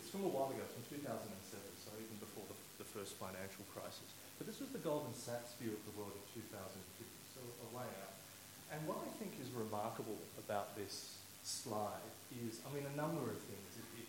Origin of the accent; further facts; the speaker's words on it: Australia; also born or lived in China; as an Australian of Chinese background. Lived in China for a very long time.